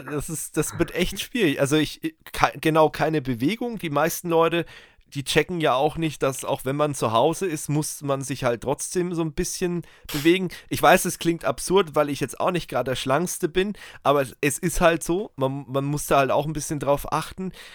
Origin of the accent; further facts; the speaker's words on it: Germany; bei uns in Deutschland